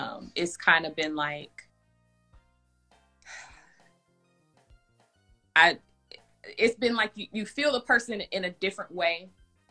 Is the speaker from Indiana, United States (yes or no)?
yes; Indianapolis, Indiana, United States; moved away as an adult; also born or lived in Atlanta; now in Chicago, United States; I'm originally from Indianapolis, but I live in Chicago